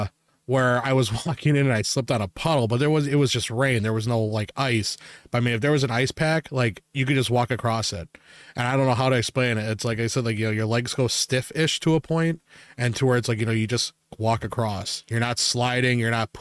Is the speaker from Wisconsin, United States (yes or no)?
yes; Wisconsin, United States; we're from Wisconsin, and like where we're at, we're used to our snowfalls.